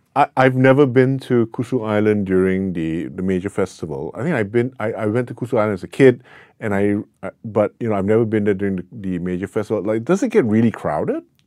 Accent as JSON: {"language": "English", "country": "Singapore", "tie": "born or raised there", "said": "I grew up in Singapore"}